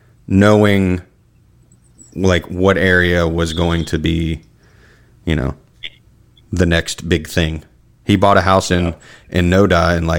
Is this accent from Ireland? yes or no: no; Charlotte, North Carolina, United States; That's like where I grew up in Charlotte and Elizabeth. Like, my family got in there in 89, right before Hurricane Hugo hit.